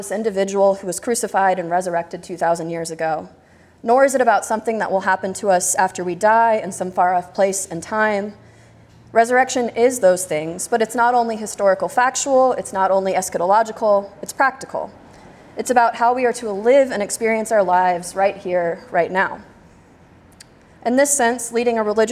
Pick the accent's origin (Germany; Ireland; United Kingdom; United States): United States; Texas; I'm from Texas